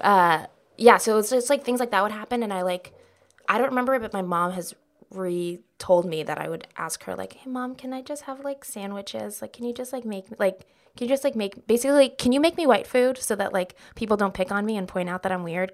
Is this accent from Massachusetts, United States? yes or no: no; outside of LA, Southern California, United States; moved away as an adult; also born or lived in Texas; now in New York, United States; I was in Texas until I was, like, six, and I, like, moved with my mom for her job. She moved to California